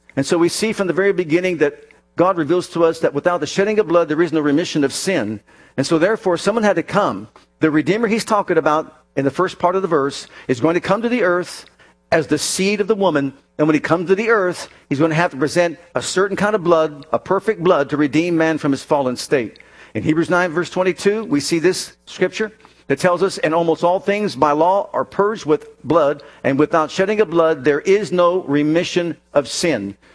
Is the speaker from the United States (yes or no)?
yes; Youngstown, Ohio, United States; I was born up in Youngstown, Ohio